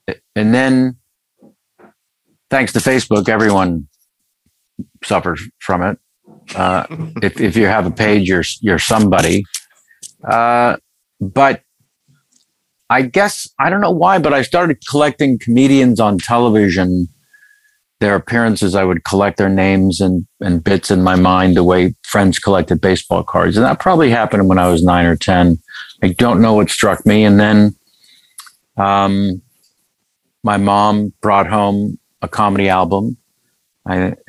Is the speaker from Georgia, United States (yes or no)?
no; San Francisco, California, United States; moved away; also born or lived in Los Angeles; I'm from that grand city, of course. And people think I'm from New York. It's probably an attitude problem. But I'm from there.